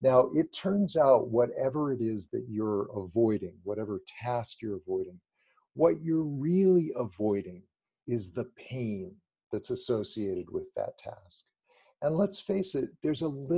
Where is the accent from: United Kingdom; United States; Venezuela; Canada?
United States; Los Angeles, California; I grew up in Los Angeles near the beach